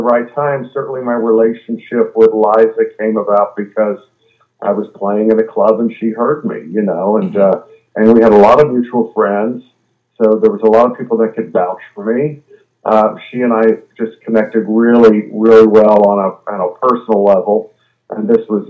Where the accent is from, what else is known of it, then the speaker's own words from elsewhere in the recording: Sugar Land, Texas, United States; moved away; I'm from Sugar Land, Texas, which is a suburb of Houston, Texas